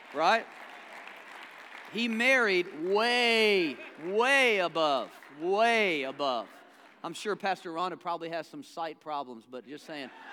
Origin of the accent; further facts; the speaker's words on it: the American South, United States; accent: southern; now in Charlotte, United States; I am from the South